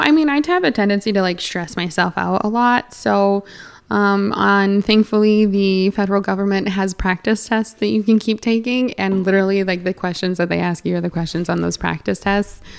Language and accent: English; near Edmonton, Alberta, Canada; accent: Canadian; now in New York State, United States; I grew up closer to, to Edmonton